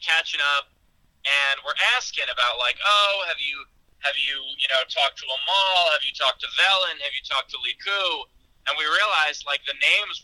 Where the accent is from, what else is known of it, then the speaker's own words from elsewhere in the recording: New York City, New York, United States; I grew up in Queens, which is the most diverse county in the country